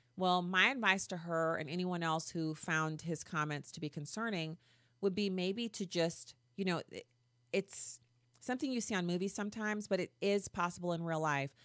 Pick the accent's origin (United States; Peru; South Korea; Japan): United States; I'm not British. See, I'm an American